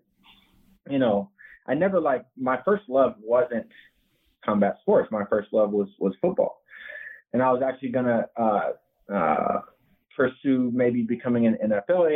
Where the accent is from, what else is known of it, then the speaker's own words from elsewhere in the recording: Southern California, United States; moved away; also born or lived in Las Vegas; I'm from Southern California